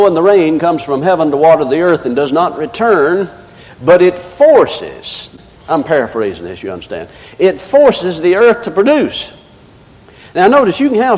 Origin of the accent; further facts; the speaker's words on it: the South, United States; I'm from the South.